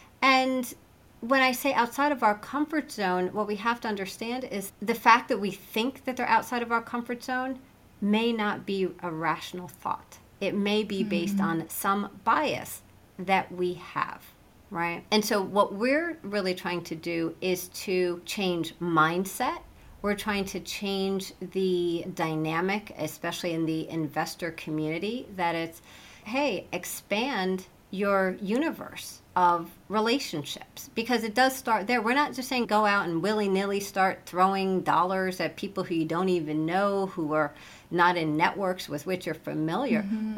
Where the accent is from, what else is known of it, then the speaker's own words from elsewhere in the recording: Midwest, United States; I came from the Midwest and my parents are pretty conservative in their just way of being.